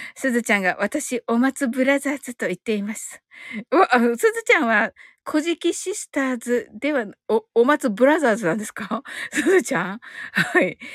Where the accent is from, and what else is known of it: Kyushu, Japan